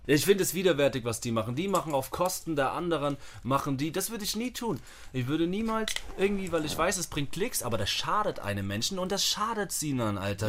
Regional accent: Germany; moved away; also born or lived in Vienna, Austria; Selbst als Deutscher

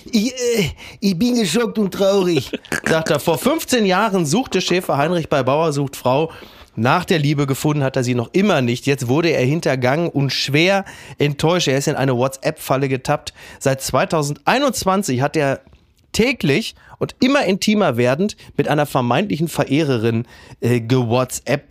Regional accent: Castrop-Rauxel, North Rhine-Westphalia, Germany; in Henrichenburg in meinem Heimatdorf

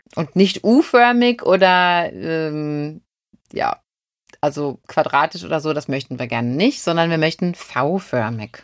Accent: Germany; Und wir sind trotzdem alle Deutsche

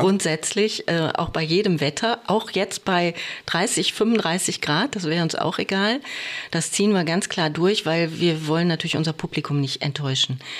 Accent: Oberhausen, North Rhine-Westphalia, Germany; also born or lived in Wiesbaden; now in Bochum, Germany; gebürtig bin ich aus Oberhausen, aber Bochum war ich schon immer verbunden

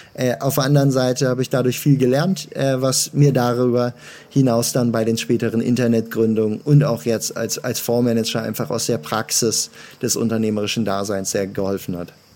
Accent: Münster, North Rhine-Westphalia, Germany; Ich äh, komme gebürtig aus Münster und äh, habe dort angefangen, mit 15 meine Eltern zu überreden

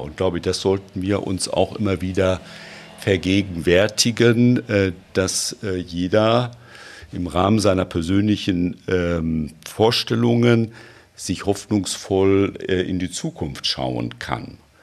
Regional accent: Germany; bei uns in Deutschland

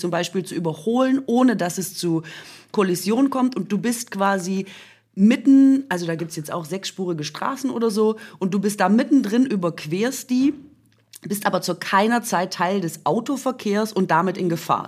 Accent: Swabia, Germany; moved away

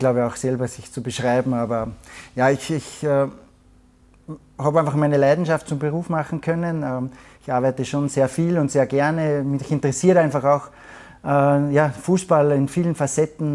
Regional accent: Salzburg, Austria; moved away as an adult; now in Munich, Germany; als Salzburger

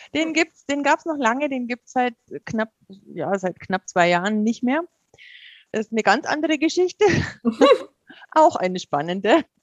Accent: Bavaria, Germany; ich bin ja in Bayern aufgewachsen

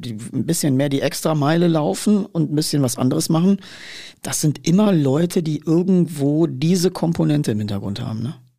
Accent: Ruhr area, North Rhine-Westphalia, Germany; ich komme ja aus der Wiege des Ruhrgebiets

